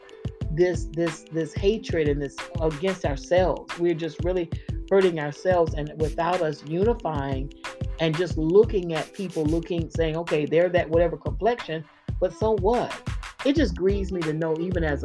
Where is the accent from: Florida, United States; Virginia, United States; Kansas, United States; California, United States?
Florida, United States; I grew up in Florida